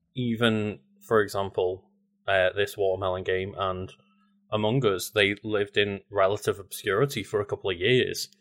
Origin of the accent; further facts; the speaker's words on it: United Kingdom; especially as a British person